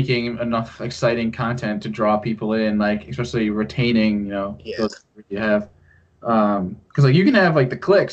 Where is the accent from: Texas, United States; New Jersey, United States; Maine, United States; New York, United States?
New York, United States; near Skaneateles; born or raised there